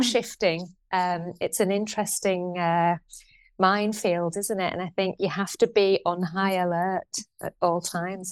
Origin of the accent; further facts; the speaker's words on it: Shipley, Yorkshire and the Humber, United Kingdom; I grew up in Shipley